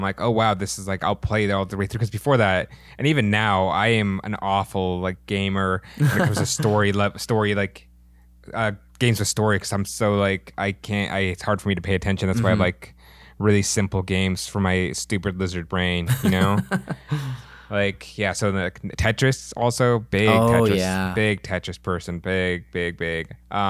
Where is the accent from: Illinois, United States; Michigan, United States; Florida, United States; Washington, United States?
Washington, United States; Issaquah; It was called Illusions. It was in Issaquah, Washington